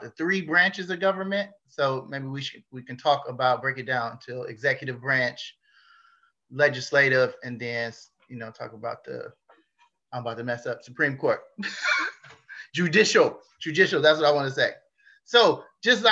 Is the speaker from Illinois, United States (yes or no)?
no; Cleveland, Ohio, United States; also born or lived in California; now in Japan; I moved here from California. My hometown is Cleveland